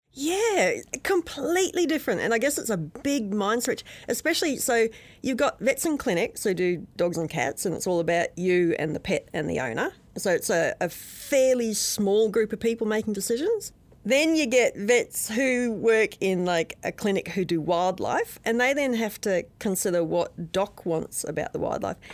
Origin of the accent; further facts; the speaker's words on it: outside of Brisbane, Queensland, Australia; moved away as an adult; now in New Zealand; When I was a kid, growing up outside of Brisbane in Australia